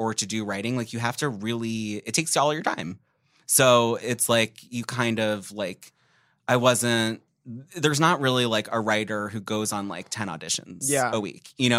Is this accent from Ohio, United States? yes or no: no; Philadelphia, Pennsylvania, United States; moved away